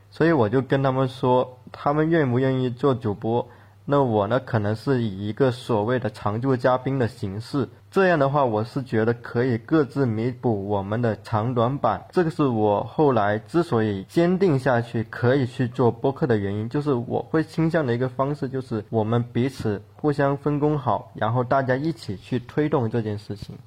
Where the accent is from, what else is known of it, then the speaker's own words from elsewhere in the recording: Guangdong, China; accent: Guangdong accent; moved away as an adult; 大家听我的口音应该也能听出来，我其实是一个广东人，我对自己的口音还蛮不自信的